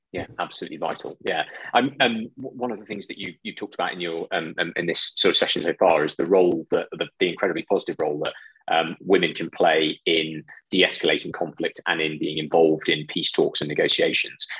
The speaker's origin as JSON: {"language": "English", "country": "United Kingdom", "said": "a British citizen"}